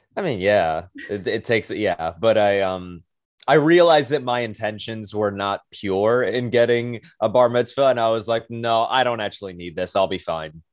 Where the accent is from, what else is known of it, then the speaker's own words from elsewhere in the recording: New York City, New York, United States; I am from Brooklyn, New York, born and raised